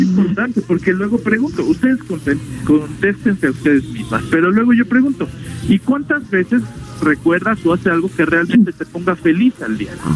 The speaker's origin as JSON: {"language": "Spanish", "country": "Mexico"}